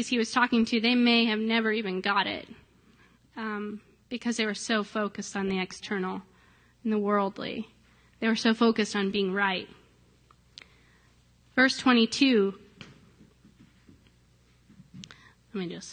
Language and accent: English; Ohio, United States; moved away; my hometown in Ohio, it's just this little town